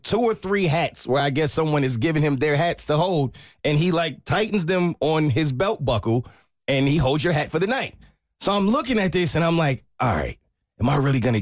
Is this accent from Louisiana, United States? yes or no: no; New York, United States; I'm actually from New York